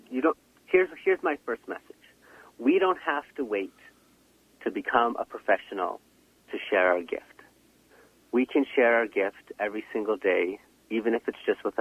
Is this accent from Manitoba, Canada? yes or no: yes; Shamattawa First Nation, Manitoba, Canada; I'm originally from Shamattawa First Nation